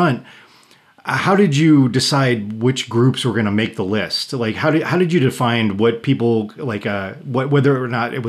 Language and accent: English; Western New York, United States; I grew up in Western New York